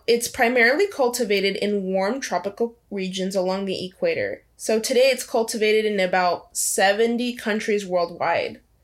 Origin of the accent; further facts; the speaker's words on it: Angola; moved away; when I was growing up, I lived in Angola